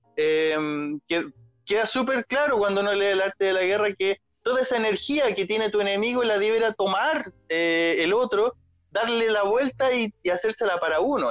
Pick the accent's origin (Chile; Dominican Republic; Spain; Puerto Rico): Chile; first language Spanish; yo nací en Chile